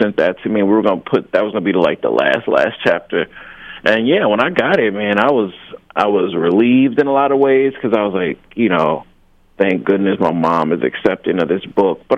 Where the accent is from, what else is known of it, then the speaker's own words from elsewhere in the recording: Jackson, Mississippi, United States; also born or lived in Wisconsin; I was raised in Jackson, Mississippi